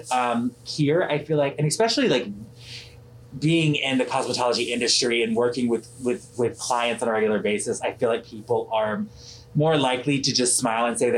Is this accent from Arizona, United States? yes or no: no; Atlanta, Georgia, United States; also born or lived in California / Florida / North Carolina / South Carolina; let's see, I'm from Atlanta, Georgia. Um, I've lived all over the country. I've, I've, I've lived in California, Florida, North Carolina, South Carolina.